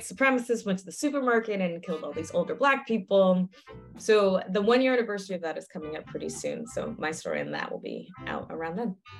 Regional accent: New Haven, Connecticut, United States; moved away; I didn't fully appreciate growing up in New Haven

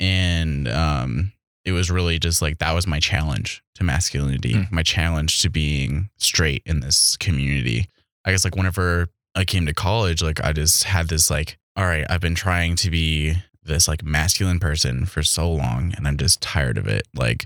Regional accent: White River, South Dakota, United States; I was raised in a town of 300, Little White River, South Dakota.

